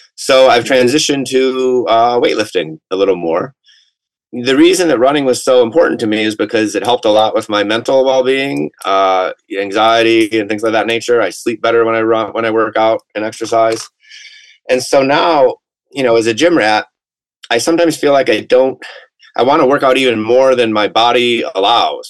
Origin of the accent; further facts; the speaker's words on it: Atlanta, Georgia, United States; I'm from Atlanta